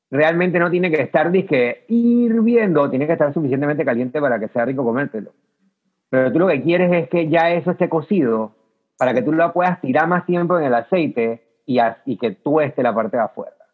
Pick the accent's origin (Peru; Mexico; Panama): Panama; es como que el único dulce clásico con yuca que puedo pensar así como panameño, pues.